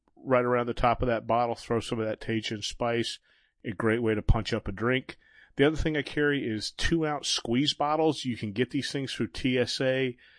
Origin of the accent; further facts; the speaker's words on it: Florida, United States; I'm from Florida